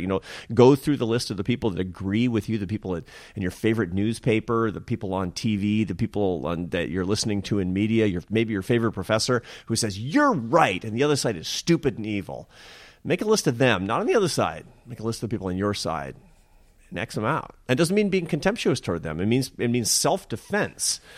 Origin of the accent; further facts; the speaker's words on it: Seattle, Washington, United States; I'm from Seattle and my mother was an artist.